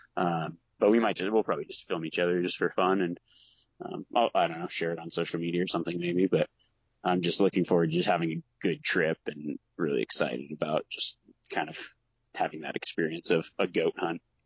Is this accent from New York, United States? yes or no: no; Nevada, United States; growing up in Nevada